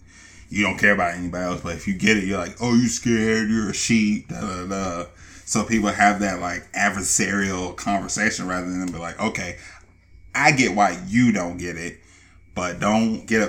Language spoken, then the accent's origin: English; Atlanta, Georgia, United States; we're both from Atlanta.